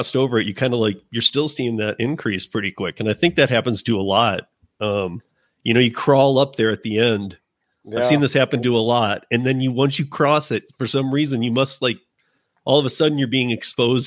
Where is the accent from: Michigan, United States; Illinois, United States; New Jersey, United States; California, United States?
Michigan, United States; now in Colorado, United States; I'm from Michigan, born and raised